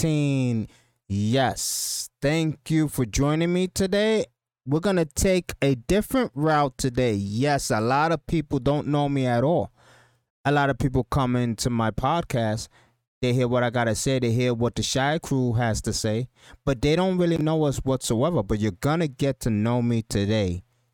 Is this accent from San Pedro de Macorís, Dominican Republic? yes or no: yes; San Pedro de Macorís, Dominican Republic; moved away; I'm basically a Spanish kid from Dominican Republic. I came here from Dominican Republic. I was basically from San Pedro de Macorís. It's a small town in Dominican Republic. And it was really, it was a really poor town.